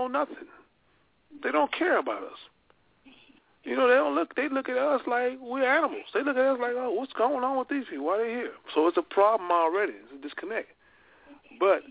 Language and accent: English; the South, United States; I grew up in the South